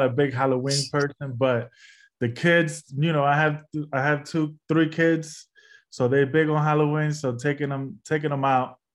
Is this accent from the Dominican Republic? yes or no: yes; Dominican Republic; I'm from the Dominican Republic. Right. Um, we don't celebrate that over there.